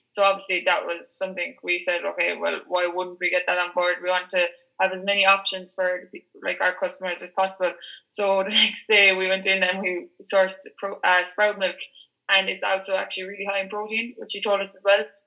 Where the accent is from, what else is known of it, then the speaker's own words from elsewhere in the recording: Ireland; I'm actually from Cleedy